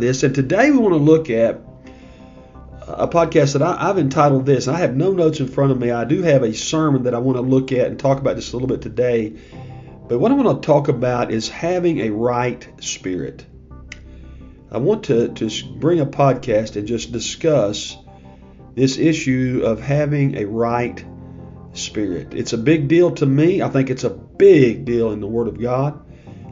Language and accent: English; United States; as an American